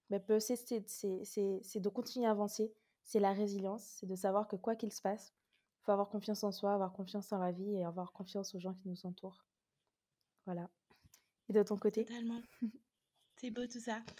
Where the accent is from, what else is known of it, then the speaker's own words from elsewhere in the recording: Guadeloupe, France; Alors, je suis originaire de la Guadeloupe.